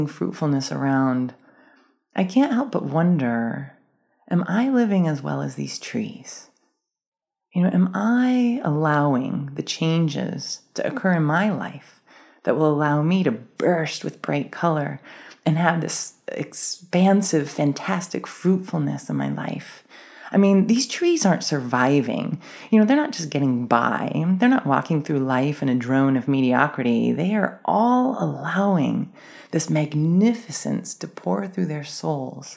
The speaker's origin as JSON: {"language": "English", "region": "Maryland", "country": "United States", "tie": "born or raised there", "said": "I grew up in Maryland"}